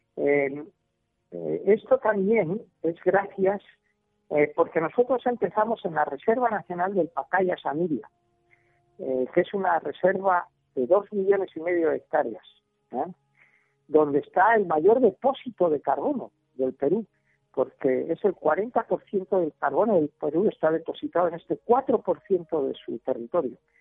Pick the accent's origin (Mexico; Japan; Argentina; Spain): Spain; now in Colombia; yo que soy español